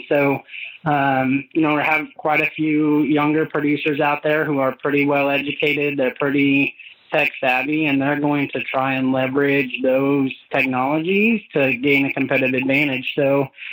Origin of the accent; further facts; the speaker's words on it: Freeport, Illinois, United States; moved away as an adult; also born or lived in New York / Florida / Indiana; I grew up in Northwest Illinois, Freeport, Illinois area